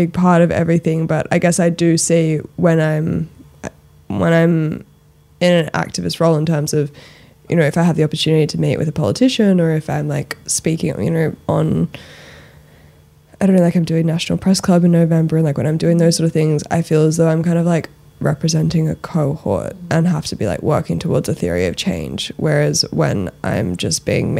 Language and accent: English; Sydney, New South Wales, Australia; also born or lived in London; I grew up in Australia